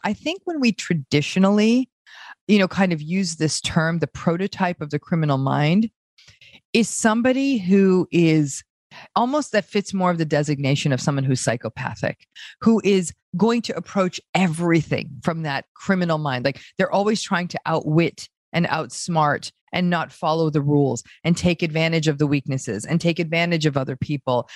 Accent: New England, United States; accent: American; now in Los Angeles, United States; I grew up in a small town in in a part of the United States called New England

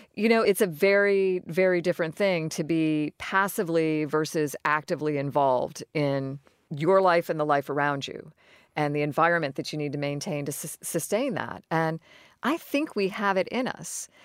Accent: Florida, United States; I grew up in Florida. I considered Florida my home.

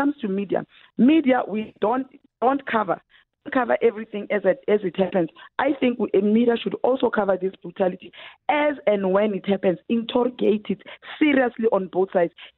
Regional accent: South Africa; as a South African citizen

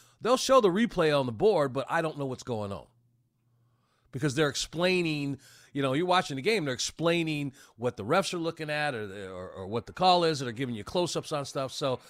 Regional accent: Georgia, United States; you're assuming I'm coming from Georgia, like I don't you know, I had a team in the Super Bowl

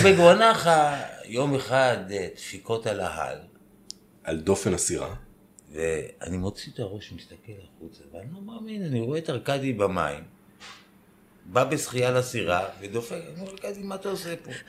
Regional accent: Israel; אני ישראלי שעשה צבא

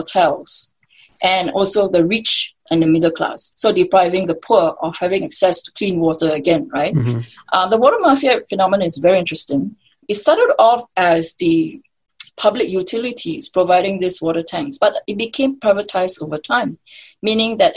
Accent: Singapore; I'm born and raised as a Singaporean.

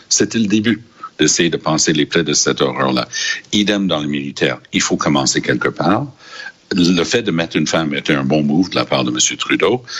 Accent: Quebec, Canada; je viens du Québec

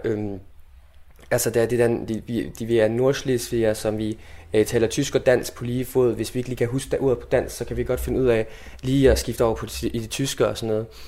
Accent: South Jutland, Southern Denmark, Denmark; Jeg vil kalde mig sønderjy, altså sønderjyde, øh, nordslesviger på tysk

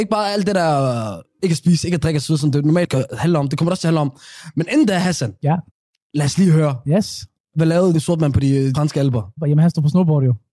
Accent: Somalia; Så den første somalier nogensinde. Og jeg er den bedste somalier til det, at gå ud fra.

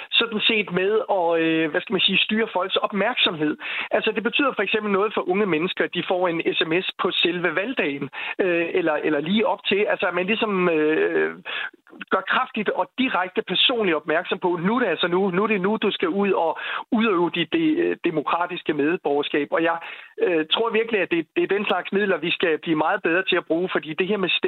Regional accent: Denmark

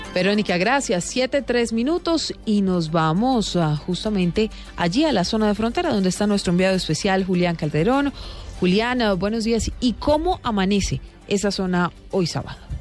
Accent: Cúcuta, Norte de Santander, Colombia; now in Punto Fijo, Venezuela; soy de Cúcuta, pero hace muchos años migré para allá, para Venezuela.

